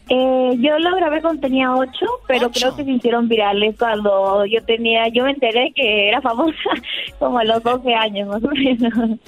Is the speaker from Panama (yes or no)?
no; Peru; ser peruana